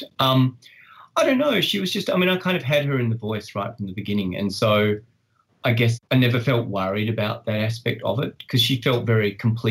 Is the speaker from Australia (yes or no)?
yes; Australia; I live in Australia. I you know, I am Australian